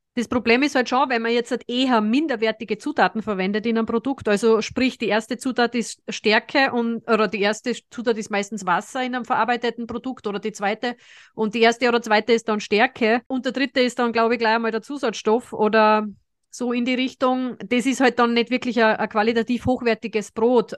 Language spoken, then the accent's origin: German; Austria; es ist aber bei uns in Österreich nicht gerne gesehen